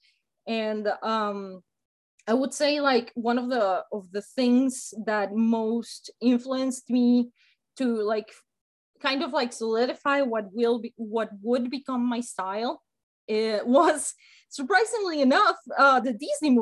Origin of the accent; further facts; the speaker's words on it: Mexico; first language Spanish; English is a second language; now in United States; I grew up in Mexico